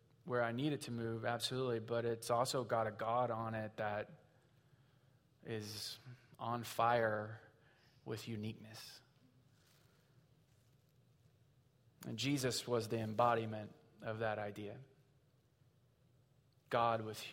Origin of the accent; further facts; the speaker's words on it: Southwest Missouri, United States; we're from Southwest Missouri